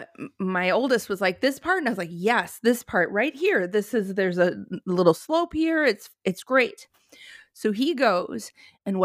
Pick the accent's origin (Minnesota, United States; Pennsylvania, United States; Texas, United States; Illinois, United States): Minnesota, United States; now in California, United States; as someone who grew up in Minnesota